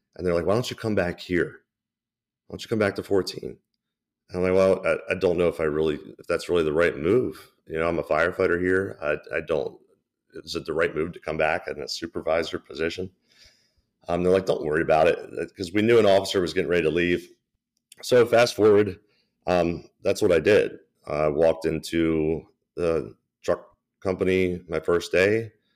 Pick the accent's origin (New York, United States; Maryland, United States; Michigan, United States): Maryland, United States; Baltimore; born and raised in Baltimore, so it's, it's cool to work where I was born and raised